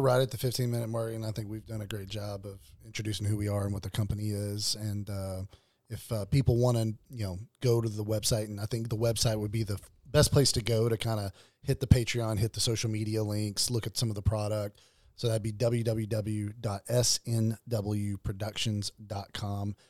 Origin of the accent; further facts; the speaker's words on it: Arkansas, United States; born and raised in Arkansas.